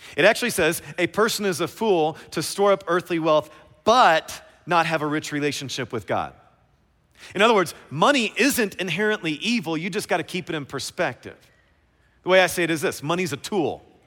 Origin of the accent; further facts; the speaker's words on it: Kentucky, United States; I'm from Kentucky